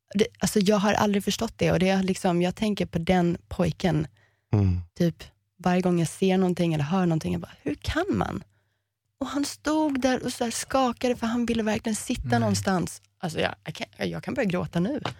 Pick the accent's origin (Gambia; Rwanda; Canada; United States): United States; Miami, Florida; moved away; also born or lived in Sweden; Vi växte upp som amerikaner och det är konstigt i Miami för det är ingen som är riktig amerikan där.